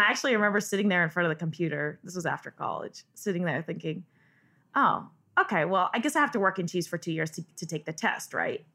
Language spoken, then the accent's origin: English; Northern California, United States; I grew up in Northern California